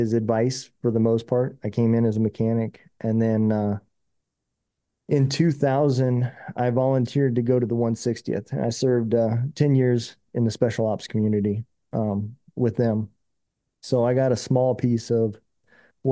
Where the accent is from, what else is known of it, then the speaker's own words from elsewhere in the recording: Lincoln, Nebraska, United States; moved away as an adult; also born or lived in Des Moines, Iowa; now in Missouri, United States; I was born in Des Moines, Iowa, but I lived most of my life in Nebraska and around the Lincoln area